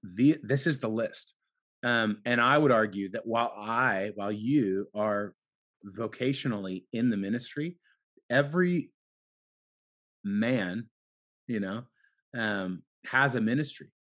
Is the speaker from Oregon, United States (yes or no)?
yes; Portland, Oregon, United States; I grew up here in Portland